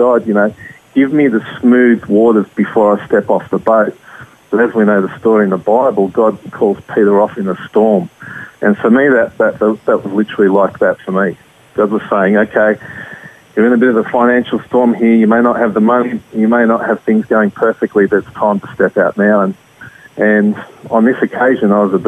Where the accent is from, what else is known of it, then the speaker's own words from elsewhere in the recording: Australia; as Australians